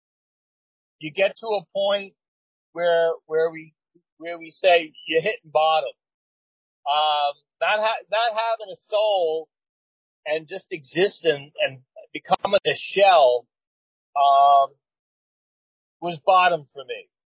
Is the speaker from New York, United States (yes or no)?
yes; New York City, New York, United States; moved away; I relocated back to where I was born and raised in Flushing, Queens